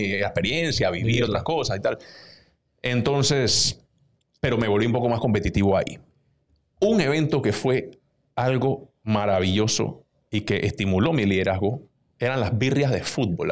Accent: Panama City, Panama; un pelado de veintidós años, de Juan Díaz, de donde yo vengo

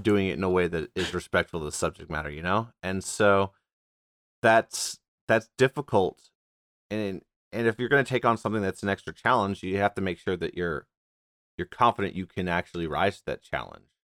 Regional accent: United States; I'm like a, an A ninth, tenth generation American

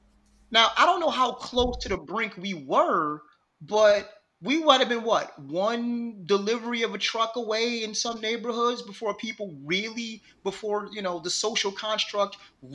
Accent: Buffalo, New York, United States; now in Texas, United States; I'm born and raised in Buffalo, New York.

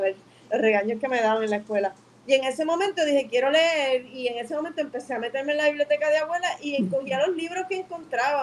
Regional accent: Bayamón, Puerto Rico; yo soy de Río Hondo, Bayamón

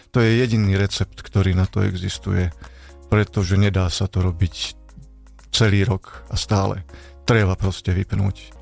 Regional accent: Banská Bystrica, Banská Bystrica Region, Slovakia; moved away as an adult; now in Špania Dolina, Slovakia; som rodák z Rudlovej v Banskej Bystrici a na Španiu dolinu som sa presťahoval v roku 1994

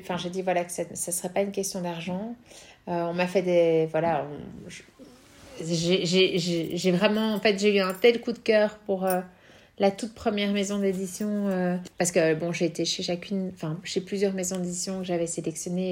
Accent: Belgium; quand on est belge

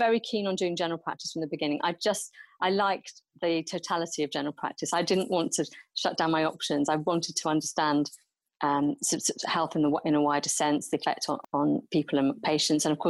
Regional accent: Nigeria; I grew up in Nigeria

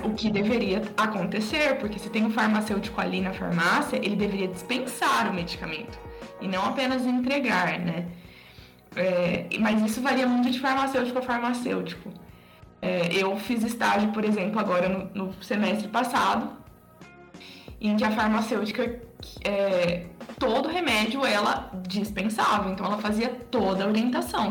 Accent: interior of São Paulo, Brazil; moved away; lá na minha cidade, né, lá no interior de São Paulo

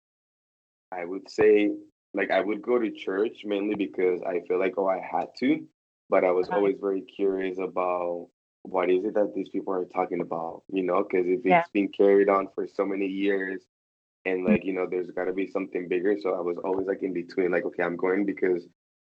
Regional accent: Pereira, Risaralda, Colombia; moved away as an adult; also born or lived in United States; now in Miami, United States; I was born and raised in Colombia, in this little town called Pereira.

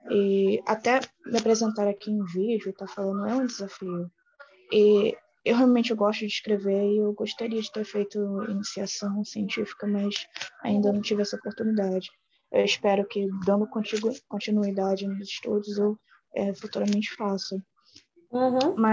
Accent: Baixada Fluminense, Rio de Janeiro, Brazil; eu tenho 22 anos, hum. sou da Baixada Fluminense

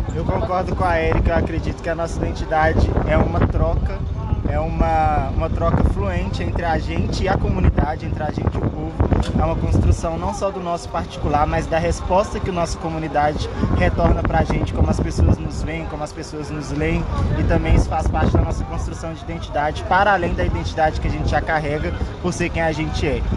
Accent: quilombo in Minas Gerais, Brazil; moved away; also born or lived in Rio Grande do Norte; sou quilombola do quilombo Umbuns Caiango de Minas Gerais

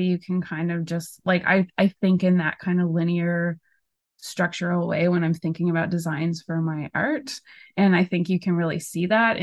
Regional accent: Portugal Cove-St. Philip's, Newfoundland and Labrador, Canada; I grew up in Portugal Cove, St. Phillips

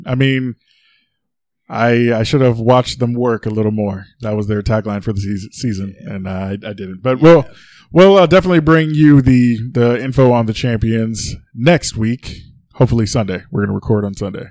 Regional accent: New York City, New York, United States; I was born in the Bronx

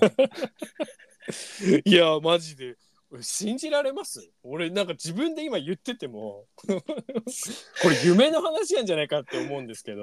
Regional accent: Onagawa, Miyagi, Japan; moved away as an adult; now in Tokyo, Japan; 僕ら、その宮城県 人はですね、女川町に住んでる時は

